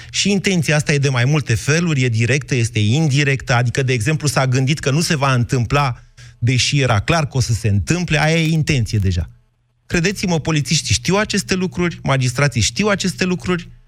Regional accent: Drobeta-Turnu Severin, Mehedinți County, Romania; eu cam sunt venit de la Severin în jos, pe Dunăre.

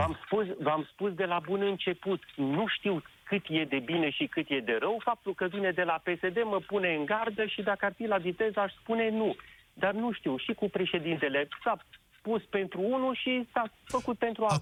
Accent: Sibiu, Sibiu County, Romania; Eu sunt din Sibiu

